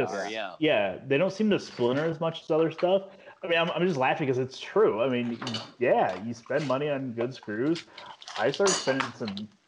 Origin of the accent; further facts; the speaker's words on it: Cedar Rapids, Iowa, United States; moved away; when I grew up in Cedar Rapids